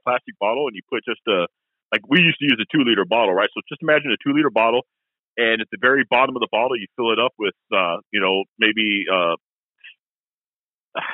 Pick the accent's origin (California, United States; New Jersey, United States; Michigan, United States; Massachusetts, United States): Massachusetts, United States; moved away; when I was a kid in Massachusetts